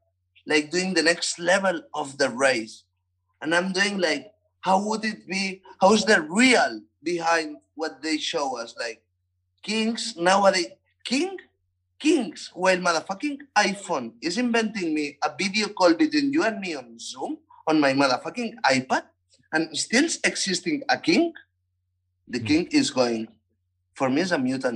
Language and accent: English; Barcelona, Catalonia, Spain